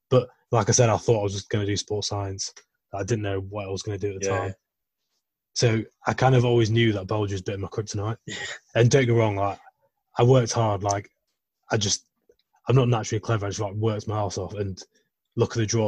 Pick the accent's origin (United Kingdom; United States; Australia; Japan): United Kingdom; Yorkshire and the Humber; I'm from West Yorkshire